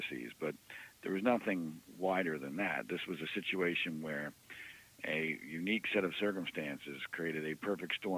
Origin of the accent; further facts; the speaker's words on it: Pennsylvania, United States; I grew up in Pennsylvania